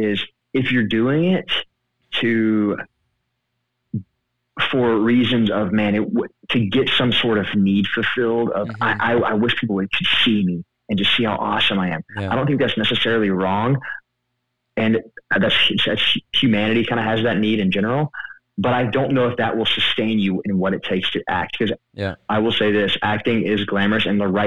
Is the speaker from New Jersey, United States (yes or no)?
no; Mississippi, United States; I'm from Mississippi